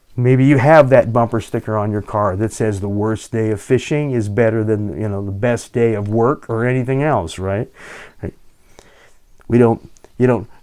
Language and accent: English; Southern California, United States; also born or lived in Pacific Northwest; now in Alaska, United States; I grew up in Southern California.